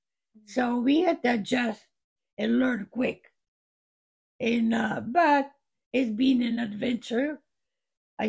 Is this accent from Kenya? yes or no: no; Trieste, Friuli-Venezia Giulia, Italy; English is a second language; moved away; my hometown, Trieste.